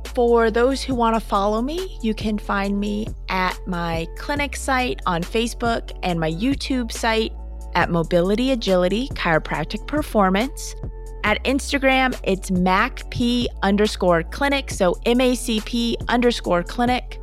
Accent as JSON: {"language": "English", "region": "Minnesota", "country": "United States", "said": "I'm from Minnesota"}